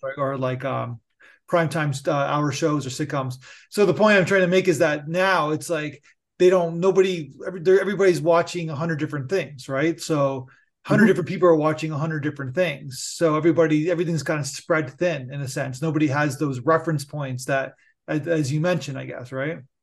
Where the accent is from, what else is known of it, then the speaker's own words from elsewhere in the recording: Canada; I'm Canadian